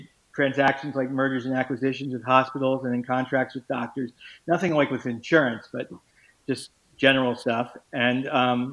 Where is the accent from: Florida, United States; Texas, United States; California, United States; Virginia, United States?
Florida, United States; Miami; I played in Miami, growing up in Miami